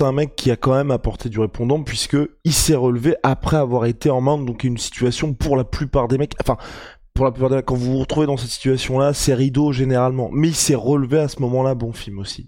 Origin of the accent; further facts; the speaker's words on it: France; nous, en tant que Français